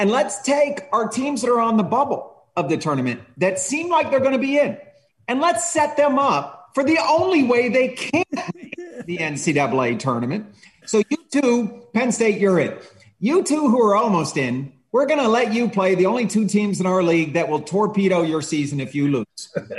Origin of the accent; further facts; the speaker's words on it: Scotland, United Kingdom; also born or lived in England; So I grew up in Scotland and England, and everywhere I lived, we had trees for goals.